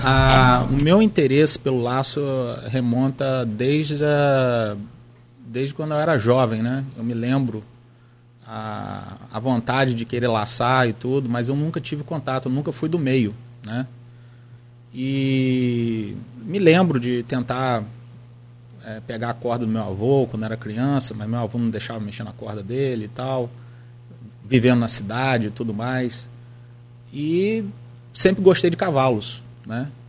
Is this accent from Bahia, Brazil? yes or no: no; Campos dos Goytacazes, Rio de Janeiro, Brazil; Eu sou é, natural ali da Lapa